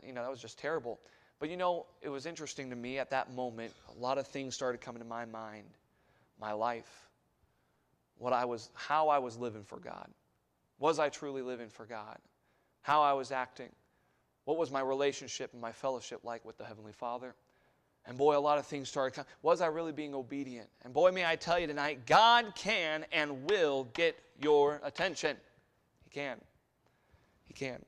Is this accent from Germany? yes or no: yes; Germany; moved away; growing up in Germany